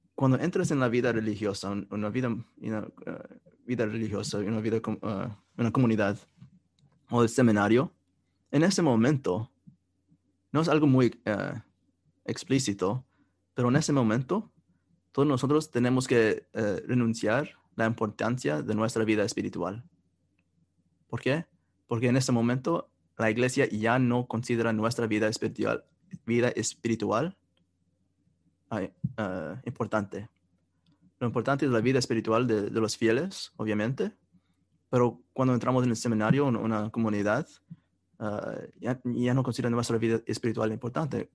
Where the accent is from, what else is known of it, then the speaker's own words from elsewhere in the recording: Kansas City, United States; donde yo crecí, en Kansas City